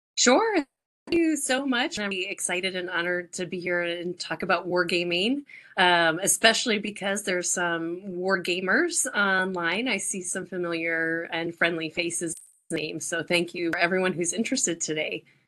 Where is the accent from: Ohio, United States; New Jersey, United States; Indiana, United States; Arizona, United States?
Arizona, United States; moved away as an adult; also born or lived in Quantico, Virginia; I'm from Arizona